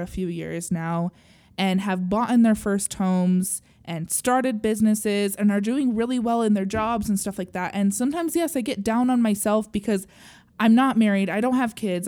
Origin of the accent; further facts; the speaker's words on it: Utah, United States; I grew up in Utah